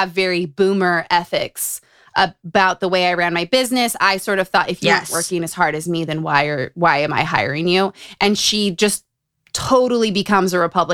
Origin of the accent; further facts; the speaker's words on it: Utah, United States; Growing up in Utah